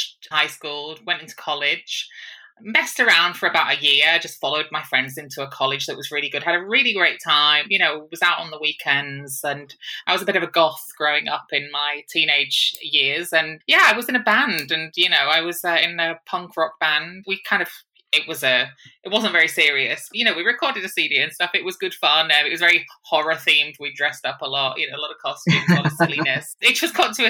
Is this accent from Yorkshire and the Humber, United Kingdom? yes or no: yes; Hull, Yorkshire and the Humber, United Kingdom; born or raised there; moved away as an adult; also born or lived in Manchester